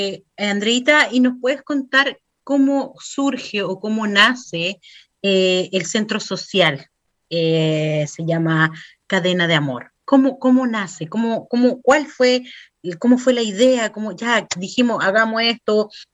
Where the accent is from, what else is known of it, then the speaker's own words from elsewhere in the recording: Chile; somos las chilenas